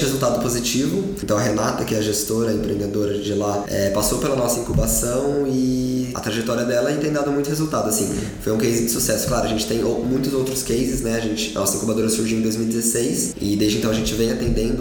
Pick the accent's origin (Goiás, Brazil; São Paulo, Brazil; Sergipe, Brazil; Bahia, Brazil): São Paulo, Brazil; Aparecida; a minha história começa no interior de São Paulo. Eu nasci em Aparecida do Norte